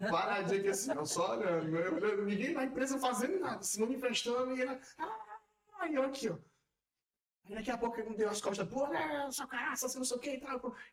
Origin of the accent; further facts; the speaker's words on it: Brazil; e o que é, eu não gosto de usar as expressões e vou ser mais maneiro. O que é cultural e o que é só porque eu sou brasileiro.